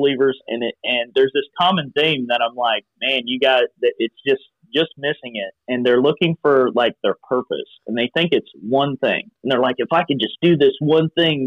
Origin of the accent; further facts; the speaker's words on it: Eastern Kentucky, United States; also born or lived in Cincinnati, Ohio; I was born in Cincinnati, Ohio, and then we moved to Eastern Kentucky, and my mom and dad were co-pastors of a church